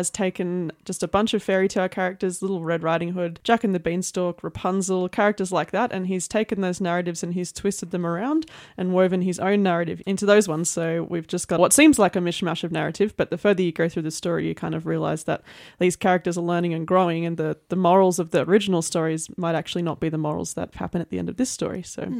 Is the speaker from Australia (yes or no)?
yes; Lismore, New South Wales, Australia; now in Armidale, Australia; Well, I have been in Armidale for, I think, 15 years now, but I grew up in the Lismore area